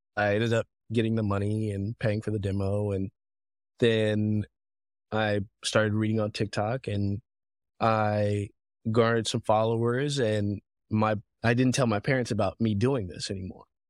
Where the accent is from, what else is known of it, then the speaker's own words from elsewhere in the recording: Fayetteville, Georgia, United States; also born or lived in Africa; I grew up in Fayetteville, Georgia